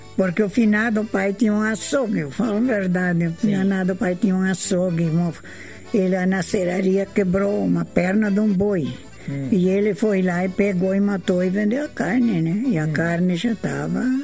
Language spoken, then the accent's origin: Portuguese; Joaçaba, Santa Catarina, Brazil; also born or lived in São Miguel, Realeza, Paraná; now in Ampére, Brazil; Eu nasci em, em Joaçaba, Santa Catarina